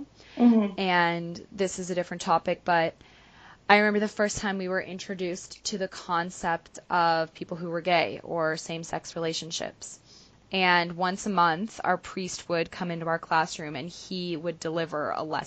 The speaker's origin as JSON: {"language": "English", "region": "Ontario", "country": "Canada", "tie": "born or raised there", "also_born_or_lived": "Toronto", "said": "Kingston is about an hour and a half from my hometown, and very similar"}